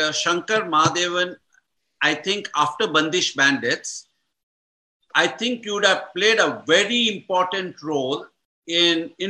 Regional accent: South Canara, Karnataka, India; I'm from South Canara

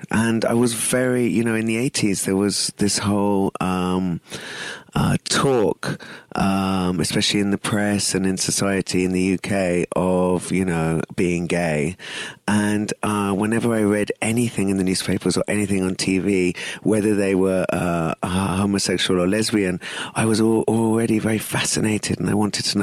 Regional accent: India; And of course, I'm Indian.

